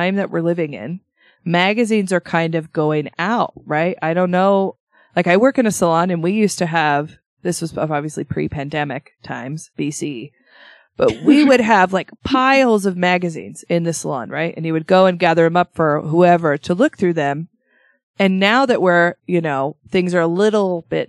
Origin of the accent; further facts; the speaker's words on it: Shelley, Idaho, United States; moved away; I grew up in Shelley